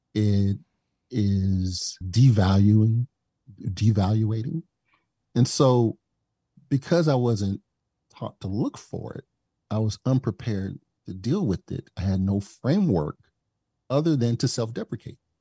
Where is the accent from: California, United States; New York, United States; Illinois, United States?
Illinois, United States; East St. Louis; I came from East Saint Louis, and I grew up with the benefit of having about ninety-nine percent of my teachers and instructors